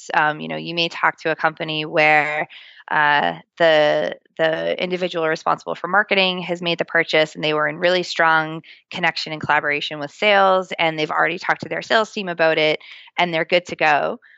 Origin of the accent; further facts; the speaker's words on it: Boston, Massachusetts, United States; accent: Boston; my Boston accent